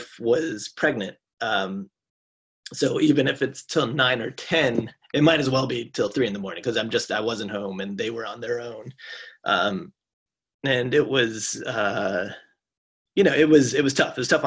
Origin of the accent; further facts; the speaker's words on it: Michigan, United States; now in Los Angeles, United States; I'm from Michigan